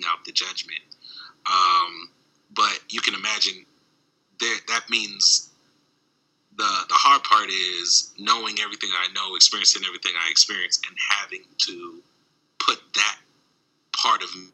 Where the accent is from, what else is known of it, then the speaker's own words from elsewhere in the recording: Baltimore, Maryland, United States; also born or lived in Washington, D.C.; now in Midwest, United States; growing up in Baltimore and D.C.